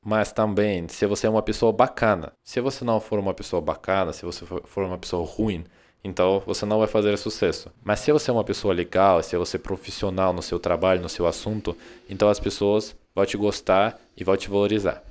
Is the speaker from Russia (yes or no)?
yes; Russia; Portuguese is a second language; moved away as an adult; now in Brazil; eu sou muito patriota do meu país